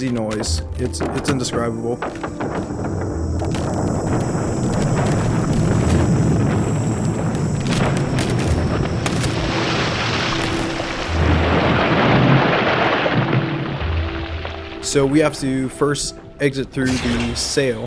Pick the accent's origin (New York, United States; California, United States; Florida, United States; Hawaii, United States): Hawaii, United States; Hilo; I'm from Hilo, Hawaii